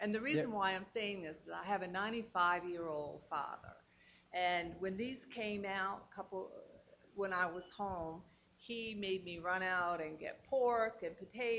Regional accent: New England, United States; moved away; I'm from New England

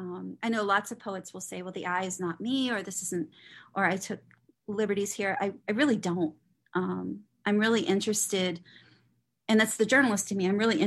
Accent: Trafford, North West England, United Kingdom; I grew up working class in Trafford.

